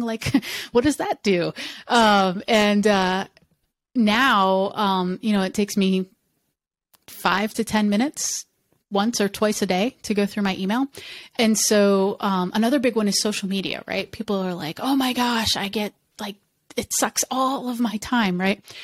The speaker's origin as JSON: {"language": "English", "country": "United States", "first_language": "English", "said": "I'm an American and I, English is my first language"}